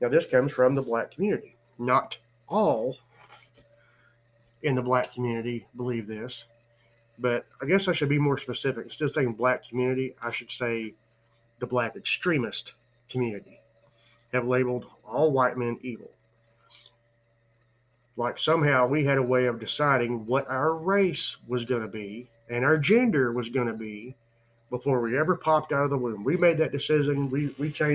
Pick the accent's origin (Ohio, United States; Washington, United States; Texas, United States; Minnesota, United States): Texas, United States; San Antonio; I was born in San Antonio, Texas, from a full-blooded Indian father and a full-blooded Irish mother